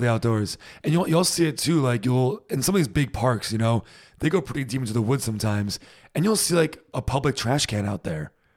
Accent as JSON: {"language": "English", "country": "United States", "moved": "yes", "lives_now": "Germany", "said": "as an American"}